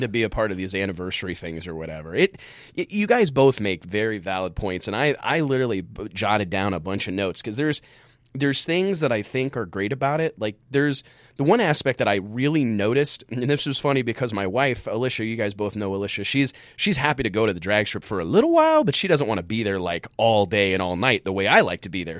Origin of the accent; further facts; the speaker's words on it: Midwest, United States; growing up in the Midwest